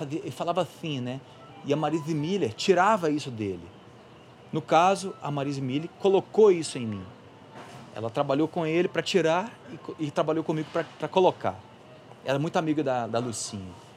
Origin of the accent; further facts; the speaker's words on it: Belo Horizonte, Minas Gerais, Brazil; Eu sou mineiro, velho. Sou de BH